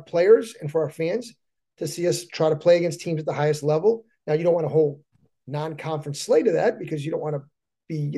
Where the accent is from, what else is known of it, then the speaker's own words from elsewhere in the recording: Hartford, Connecticut, United States; I grew up in Hartford